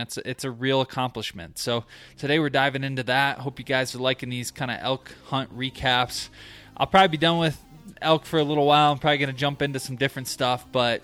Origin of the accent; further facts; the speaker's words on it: Michigan, United States; now in Colorado, United States; I grew up in Michigan.